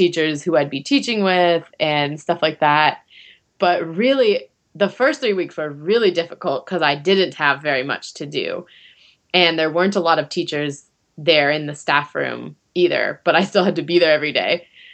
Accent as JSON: {"language": "English", "region": "Arizona", "country": "United States", "moved": "as an adult", "lives_now": "Japan", "said": "I'm from Arizona"}